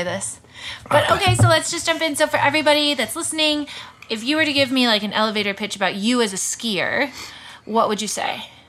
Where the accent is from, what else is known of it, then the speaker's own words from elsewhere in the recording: United States; growing up in the States